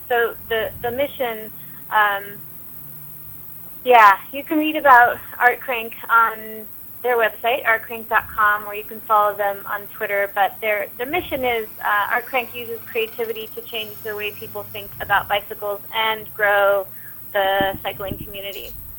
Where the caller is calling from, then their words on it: Manhattan, New York, United States; Yeah, I'm calling you from Manhattan, and it is a beautiful summer day.